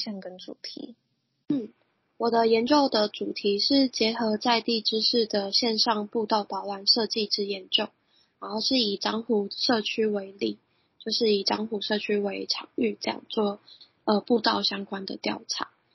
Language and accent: Chinese; Yunlin County, Taiwan; 我本身是园林人